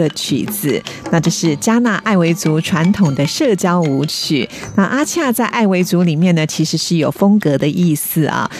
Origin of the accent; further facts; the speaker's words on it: Taiwan; 我们台湾人